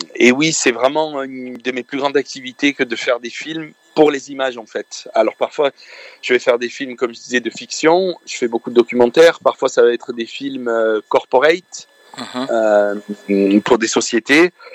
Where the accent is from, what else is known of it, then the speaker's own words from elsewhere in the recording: France; je suis de France. Je I'm a French guy. I was born in France, mais but my parents are from Lebanon